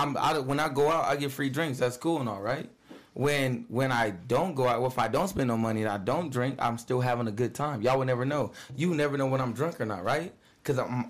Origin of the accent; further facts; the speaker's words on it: Vallejo, California, United States; moved away; I'm from California, like Vallejo, California.